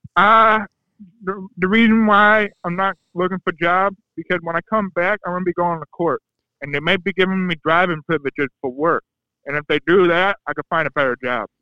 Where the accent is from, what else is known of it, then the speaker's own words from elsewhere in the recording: Ohio, United States; I'm from Ohio